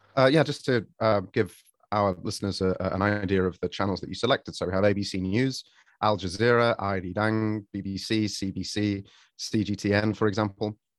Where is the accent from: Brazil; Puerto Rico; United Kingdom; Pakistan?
United Kingdom; Sheffield, Yorkshire and the Humber; now in Japan; I, myself, I'm from Sheffield.